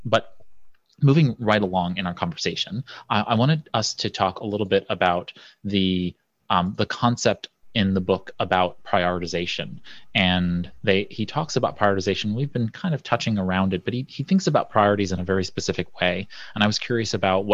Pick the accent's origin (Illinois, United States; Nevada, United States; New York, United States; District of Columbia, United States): New York, United States; New York City; I'm a guy from Brooklyn